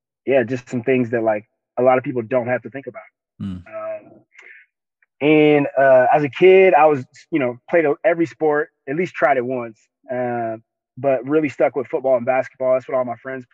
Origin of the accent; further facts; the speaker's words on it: Denver, Colorado, United States; I was born and raised in Denver, Colorado, Five Points